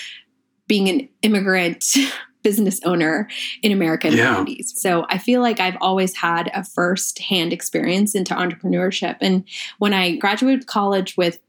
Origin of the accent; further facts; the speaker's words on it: Manhattan, Kansas, United States; English is a second language; moved away as an adult; also born or lived in India / New York; now in Colorado, United States; I immigrated to this country when I was 6. We moved to Manhattan, Kansas, because my dad got a scholarship to study at KSU